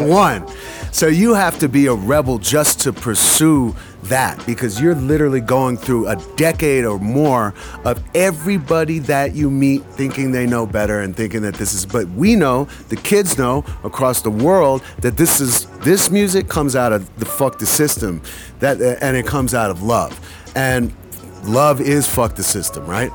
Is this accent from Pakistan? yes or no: no; United States